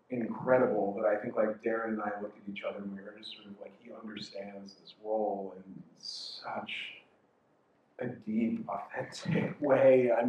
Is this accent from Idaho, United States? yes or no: yes; Idaho, United States; also born or lived in Moscow, Idaho; now in New York City, United States; growing up in Idaho.